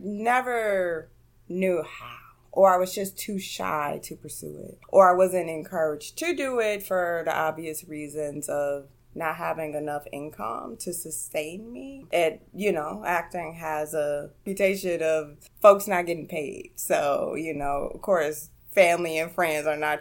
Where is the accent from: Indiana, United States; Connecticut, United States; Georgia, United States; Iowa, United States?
Indiana, United States; Gary; moved away as an adult; also born or lived in Chicago area; now in New York, United States; Born and raised in Gary, Indiana.